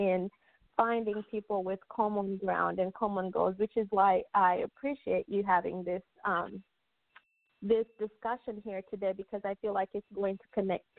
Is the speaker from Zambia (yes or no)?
yes; Zambia; also born or lived in Copperbelt, Zambia / Lusaka, Zambia / Dallas, United States; now in United States; I grew up on the Copper Belt and I grew up in Lusaka.